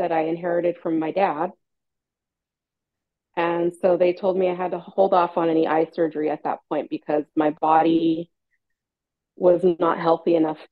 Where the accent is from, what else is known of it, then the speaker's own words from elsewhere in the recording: San Francisco Bay Area, California, United States; I'm from the San Francisco Bay Area in California, born and raised.